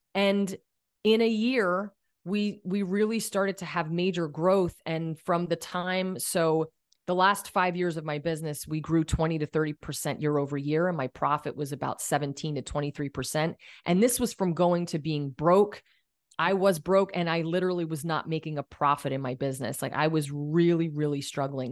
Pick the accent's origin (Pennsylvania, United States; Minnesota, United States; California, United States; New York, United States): Pennsylvania, United States; Allentown; moved away; I went to Allentown School of Cosmetology, which is from, you know, my hometown area back in Pennsylvania